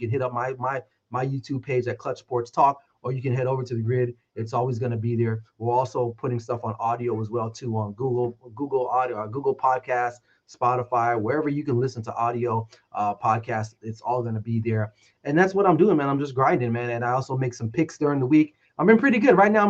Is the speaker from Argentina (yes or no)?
no; Las Vegas, Nevada, United States; So I'm from Vegas. So betting is a big part of my environment here.